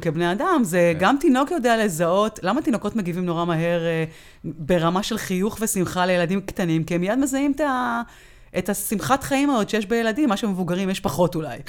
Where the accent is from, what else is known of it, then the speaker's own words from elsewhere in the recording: Israel; אנחנו כישראלים